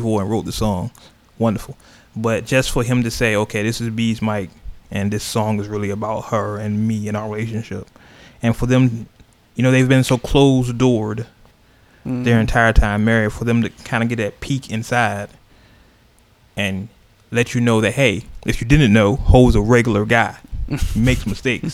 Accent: Oakland, California, United States; We all know where I'm from. we all know. East Oakland, town business

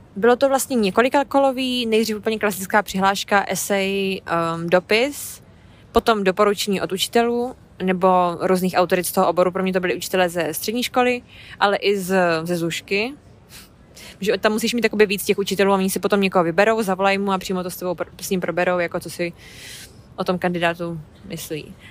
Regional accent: Hradec Králové, Hradec Králové Region, Czechia; moved away as an adult; now in London, United Kingdom; Jsem původně z Hradce Králové, ale už pátým rokem žiju tak na půl v Londýně

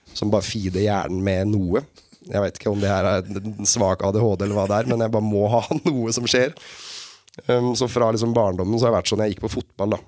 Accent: Sarpsborg, Østfold, Norway; also born or lived in Fredrikstad; født og oppvokst på et sted som heter Oppstad, som er sånn der ligger på grensa.

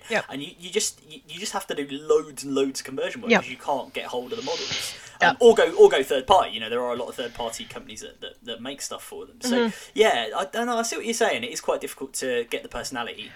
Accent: London, United Kingdom; as a Londoner

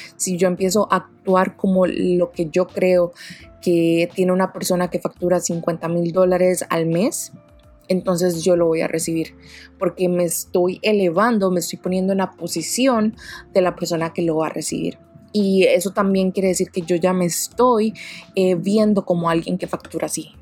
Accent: Costa Rica; Yo soy de Costa Rica

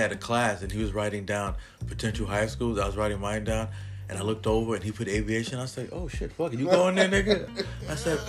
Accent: New York City, New York, United States; growing up in New York City

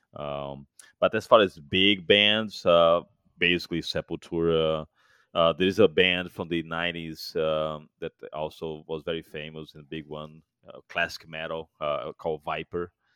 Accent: Fortaleza, Ceará, Brazil; moved away as an adult; now in United States; Fortaleza, my hometown

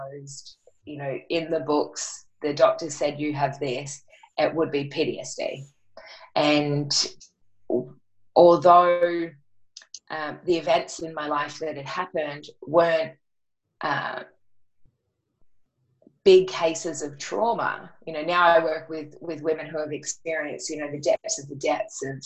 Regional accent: Batemans Bay, New South Wales, Australia; I went back to my hometown, which is Batemans Bay in New South Wales.

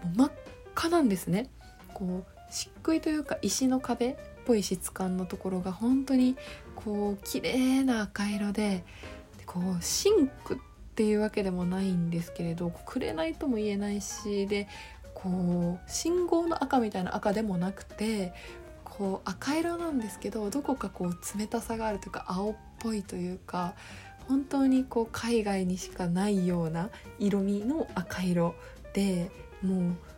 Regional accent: Okayama, Japan; now in Tokyo, Japan; 私岡山県出身なので

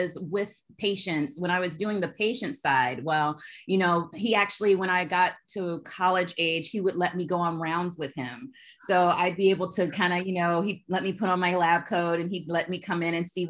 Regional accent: Alabama, United States; moved away as an adult; also born or lived in California; I am from Alabama. I say that I'm a grits. I'm a girl raised in the South. I am such a Southern girl, but I left Alabama

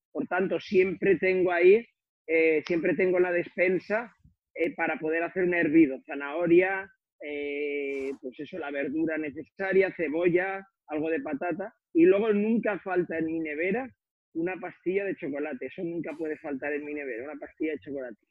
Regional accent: Figueroles, Valencian Community, Spain; de Figueroles, de mi pueblo, donde yo soy originario

